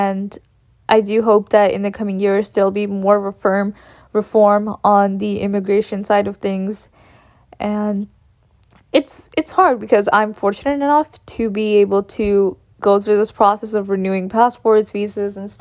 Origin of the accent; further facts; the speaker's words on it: Texas, United States; also born or lived in India; I consider Texas my home